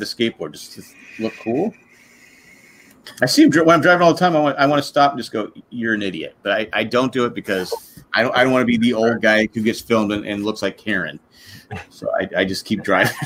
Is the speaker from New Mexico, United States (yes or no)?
no; California, United States; moved away; I was from California